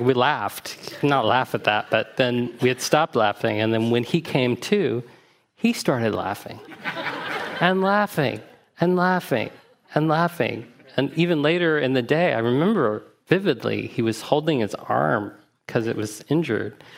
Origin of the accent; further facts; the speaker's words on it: Huntsville, Alabama, United States; my father was part of a Zen community where I grew up in Huntsville, Alabama